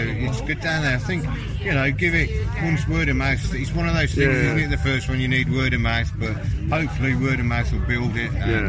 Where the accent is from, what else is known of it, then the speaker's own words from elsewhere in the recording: Wolverhampton, West Midlands, United Kingdom; also born or lived in Shropshire; Well, Wolverhampton, really. But we sort of migrated into Shropshire, Abridge, North Buckingham, and those sort of places.